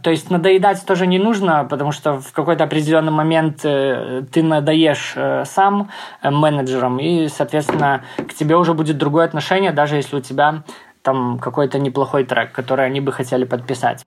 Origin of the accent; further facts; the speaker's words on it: Grodno, Grodno Region, Belarus; в родном городе, да, в Гродно, где я живу